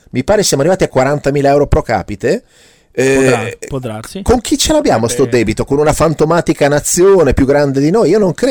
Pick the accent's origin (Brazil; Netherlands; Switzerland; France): Switzerland; Io vengo dalla Svizzera e quando ero bambino mangiavo queste cosine di panna ricoperte di cioccolato che si chiamavano i moretti.